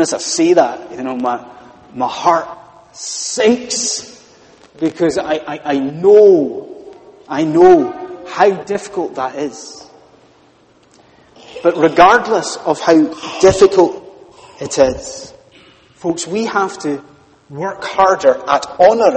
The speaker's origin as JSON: {"language": "English", "region": "Scotland", "country": "United Kingdom", "said": "being a Scotsman"}